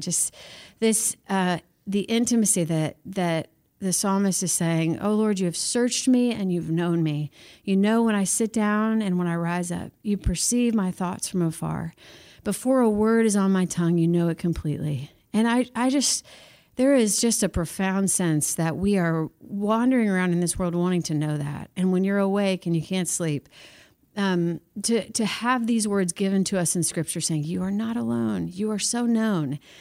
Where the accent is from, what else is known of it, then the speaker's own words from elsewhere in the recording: Missouri, United States; now in Nashville, United States; I grew up in Missouri, moved to Nashville